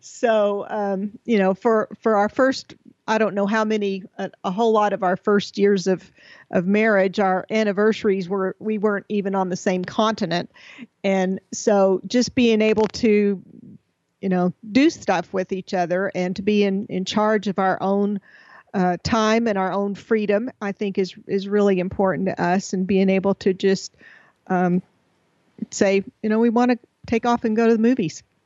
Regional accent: Texas, United States; moved away; We're originally from Texas

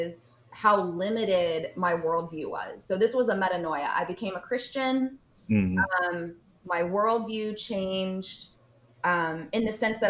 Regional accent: Chesapeake, Virginia, United States; now in Richmond, United States; I grew up in Chesapeake, Virginia

